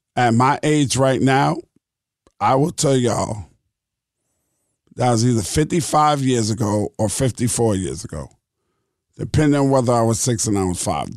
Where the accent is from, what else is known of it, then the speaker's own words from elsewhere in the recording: New York City, New York, United States; also born or lived in Brooklyn, New York; I grew up in Queens, New York. I was born in Brooklyn, in Cumberland Hospital. I lived in Brooklyn till I was six, and then we moved to Queens.